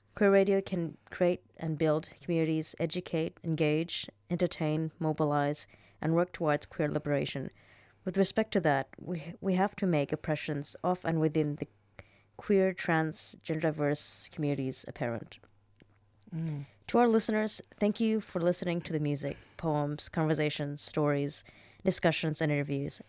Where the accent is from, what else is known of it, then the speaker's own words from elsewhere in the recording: Saudi Arabia; moved away; growing up in Saudi Arabia